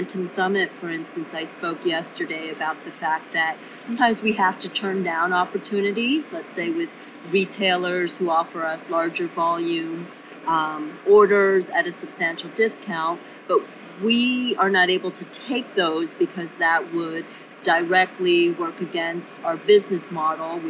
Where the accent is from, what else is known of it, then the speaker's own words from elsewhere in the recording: South Korea; moved away; also born or lived in Cambridge; originally I was born in South Korea during a time when it was not the economic powerhouse